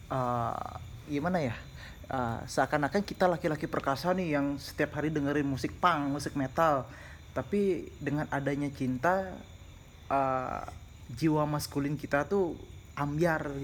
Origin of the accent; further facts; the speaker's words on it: Denpasar, Bali, Indonesia; kita orang Denpasar, saya sendiri orang Denpasar, Ajeng orang Denpasar